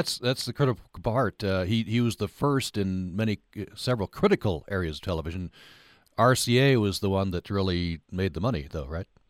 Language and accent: English; Vernal, Utah, United States; the Farnsworth family lived near Vernal, my hometown in Utah.